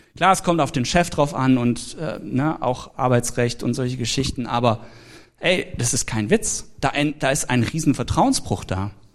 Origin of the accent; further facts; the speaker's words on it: Swabia, Germany; ich komme ja aus dem Schwabenland. Da spart man an allem Möglichen